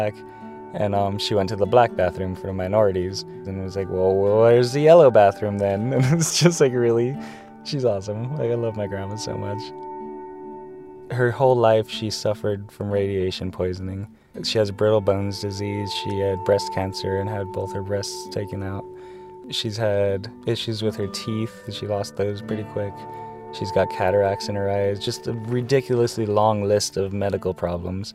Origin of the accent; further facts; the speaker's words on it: San Diego, California, United States; moved away; Originally, I'm from San Ysidro, California, like basically the last U.S. exit before Tijuana